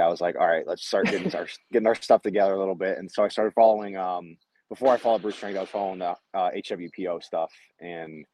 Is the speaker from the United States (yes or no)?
yes; Cleveland, Ohio, United States; I am from Cleveland, Ohio.